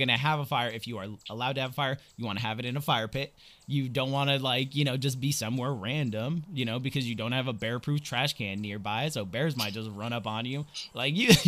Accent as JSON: {"language": "English", "region": "Central Valley of California", "country": "United States", "tie": "born or raised there", "said": "I grew up in the Central Valley of California."}